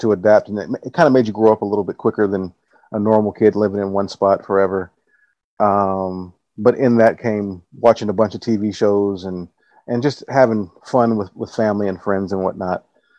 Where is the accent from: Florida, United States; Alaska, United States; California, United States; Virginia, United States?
California, United States; Los Angeles; now in Nassau, Bahamas; I am currently living in Nassau, the Bahamas. I'm originally from Los Angeles, California. Moved here in 2015.